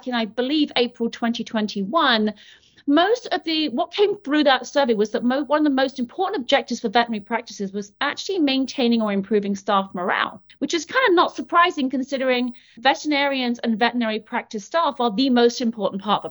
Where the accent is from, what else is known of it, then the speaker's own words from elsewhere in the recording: United Kingdom; moved away as an adult; now in Portland, United States; So I am British, in case you haven't noticed. This is not a Mainers accent, although I do live in Portland, Maine. I've been in the US now for about 13 years.